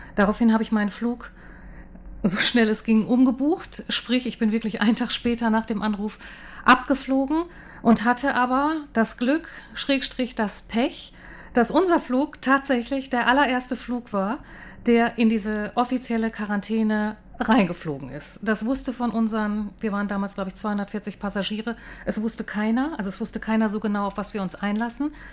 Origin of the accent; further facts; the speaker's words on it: Hamburg, Germany; moved away as an adult; now in Taipei, Taiwan; Also ich komme eigentlich aus Hamburg oder lebe